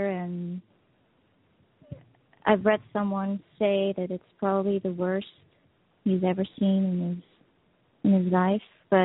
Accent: Netherlands; since I'm from the Netherlands, our neighbors, the Belgians, they've been having some serious floods going on.

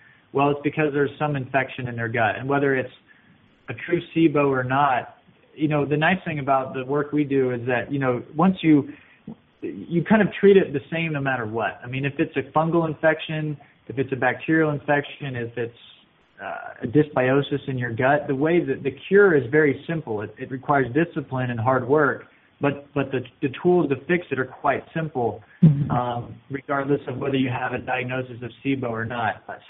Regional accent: Arkansas, United States; So I grew up in Arkansas, and it's a beautiful place

